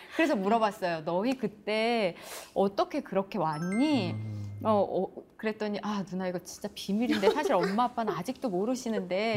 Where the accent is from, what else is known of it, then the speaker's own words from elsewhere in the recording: Seoul, South Korea; moved away as an adult; also born or lived in Gangwon Province; now in Chuncheon, South Korea; 저도 원래 자라기는 계속 서울에서 자랐기 때문에